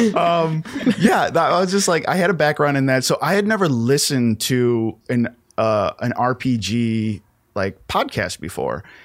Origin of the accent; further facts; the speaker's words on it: Chicago, Illinois, United States; born and raised in Chicago.